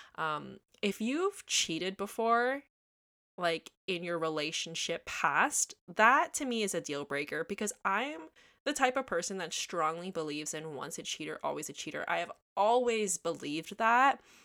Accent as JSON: {"language": "English", "town": "Toronto", "region": "Ontario", "country": "Canada", "tie": "born or raised there", "said": "I grew up in Toronto, Ontario, Canada"}